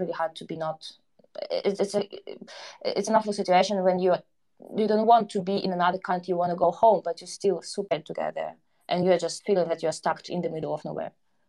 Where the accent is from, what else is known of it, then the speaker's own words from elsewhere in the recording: Donbas, Ukraine; also born or lived in Kyiv; now in Warsaw, Poland; Yeah, so just somehow I'm a girl from Donbas, but with a blood and roots who moved to Kyiv then. Now I'm in Warsaw.